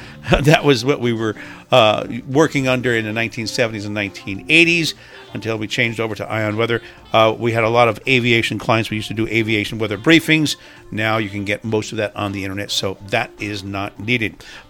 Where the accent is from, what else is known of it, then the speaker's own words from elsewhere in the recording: Hillside, New Jersey, United States; I'm from Hillside, New Jersey, Northern New Jersey, Union County.